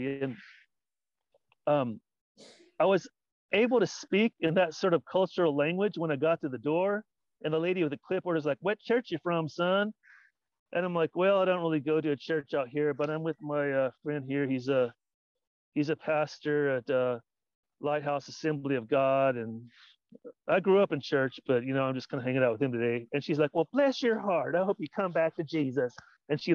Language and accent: English; Paducah, Kentucky, United States; now in Southern California, United States; I grew up in Paducah, Kentucky